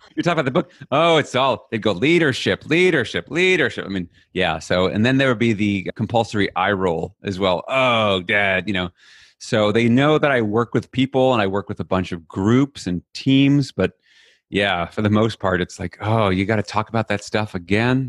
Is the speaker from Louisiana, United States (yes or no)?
no; New York City, New York, United States; I grew up in Flushing, Queens, n, New York City